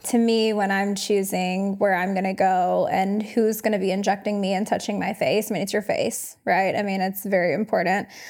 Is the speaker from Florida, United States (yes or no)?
yes; Panama City, Florida, United States; I'm from Panama City. So it's like, I wasn't taken out of my environment